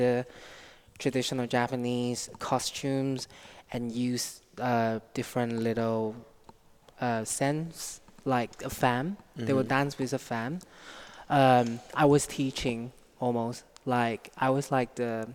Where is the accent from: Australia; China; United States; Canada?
China; Nanning, Guangxi; moved away as an adult; now in United Kingdom; I was born in China, South China, a small city called Nanning